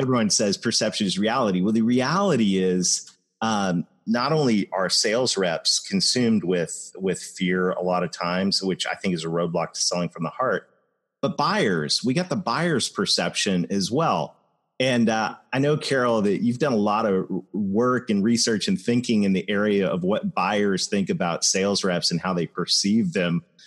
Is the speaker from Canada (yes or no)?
yes; Canada; I am Canadian